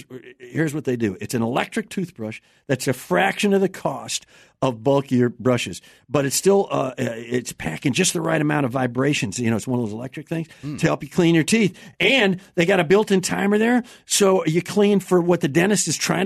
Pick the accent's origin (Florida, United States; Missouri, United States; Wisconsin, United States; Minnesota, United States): Wisconsin, United States; Chippewa Falls; I'm from Chamber Falls, Wisconsin.